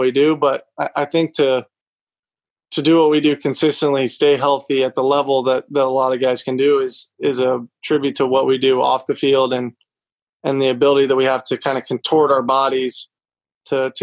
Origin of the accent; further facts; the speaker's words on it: Lexington, Kentucky, United States; also born or lived in Nashville, Tennessee; I grew up in Lexington, which pure college town. I love it. Still live here